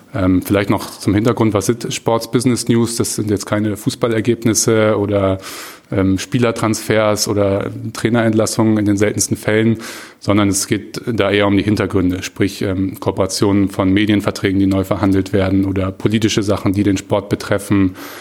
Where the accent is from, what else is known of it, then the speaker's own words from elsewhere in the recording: Hamburg, Germany; also born or lived in Bayreuth; komme gebürtig aus Hamburg, habe so die ersten 20 Jahre meines Lebens so grob ungefähr auch hier verbracht